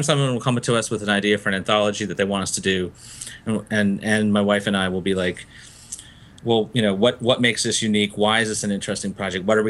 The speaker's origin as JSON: {"language": "English", "town": "Gainesville", "region": "Florida", "country": "United States", "tie": "born or raised there", "also_born_or_lived": "Fiji", "said": "I grew up in Gainesville, Florida, after coming back from Fiji"}